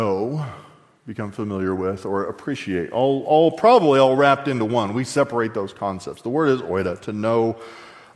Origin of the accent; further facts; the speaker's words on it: Texas, United States; I was raised in Texas